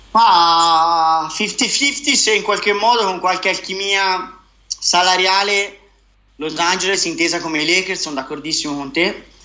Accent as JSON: {"language": "Italian", "town": "Siena", "region": "Tuscany", "country": "Italy", "said": "da buon senese"}